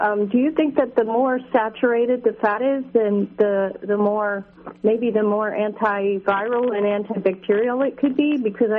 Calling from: New York, United States; Hi, I'm calling from New York

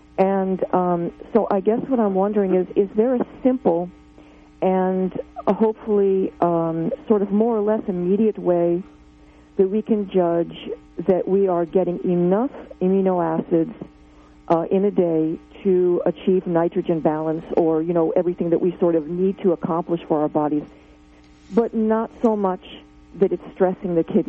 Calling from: New Jersey, United States; Oh, I'm calling from New Jersey.

